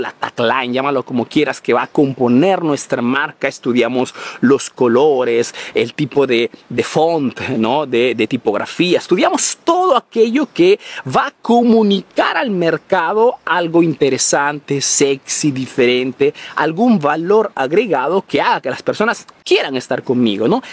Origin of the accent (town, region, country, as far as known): Peru; now in Italy